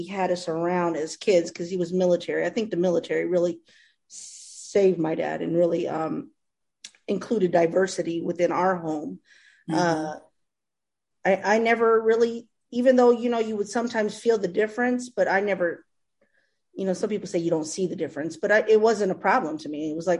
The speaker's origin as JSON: {"language": "English", "region": "Ohio", "country": "United States", "said": "we're from Ohio, which isn't too far from Iowa, you know?"}